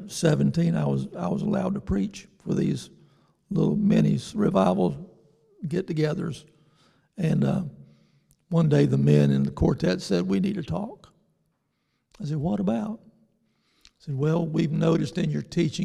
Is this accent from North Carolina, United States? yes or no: yes; New Bern, North Carolina, United States; my hometown of New Bern